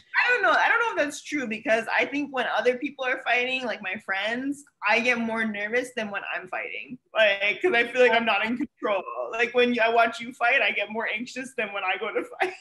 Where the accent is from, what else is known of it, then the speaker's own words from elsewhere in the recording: Ontario, Canada; moved away as an adult; now in Miami, United States; I'm obviously Canadian. I'm from Ontario. I moved here to go to school